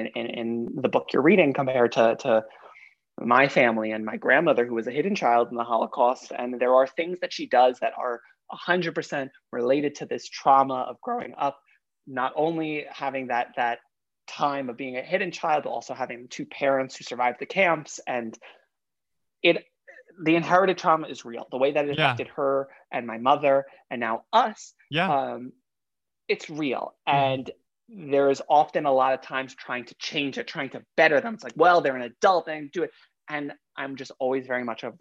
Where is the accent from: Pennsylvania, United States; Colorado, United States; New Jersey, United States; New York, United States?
New York, United States; New York City; also born or lived in Long Island; I grew up in Queens up until high school, pretty much, and then like bar mitzvah season. And then for bar mitzvah season, we moved out to Long Island